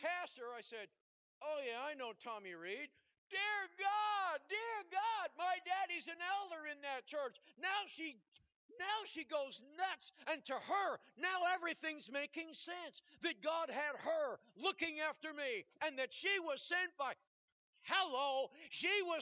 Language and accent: English; Canada; from Canada